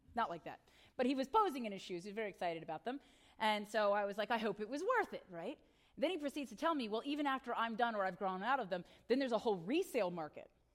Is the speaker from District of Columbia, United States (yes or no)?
no; Northern Virginia, United States; I grew up in Northern Virginia, but I have family down in Hampton Roads